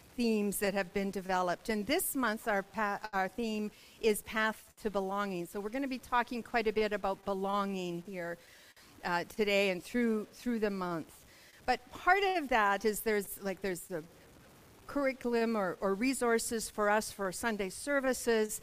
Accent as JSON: {"language": "English", "town": "Melfort", "region": "Saskatchewan", "country": "Canada", "tie": "born or raised there", "also_born_or_lived": "Kamloops", "moved": "yes", "said": "I'm from Melfort"}